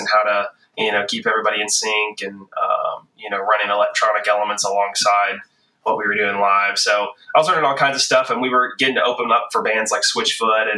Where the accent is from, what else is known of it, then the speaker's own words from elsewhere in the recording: the South, United States; moved away as an adult; also born or lived in High Point, North Carolina / Nashville, Tennessee / Los Angeles, California; growing up in the South, the Bible Belt